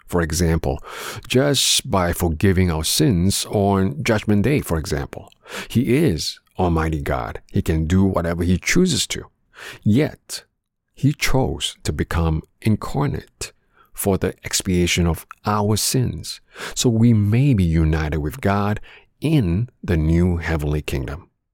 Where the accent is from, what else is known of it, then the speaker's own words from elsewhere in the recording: Canada; growing up in Canada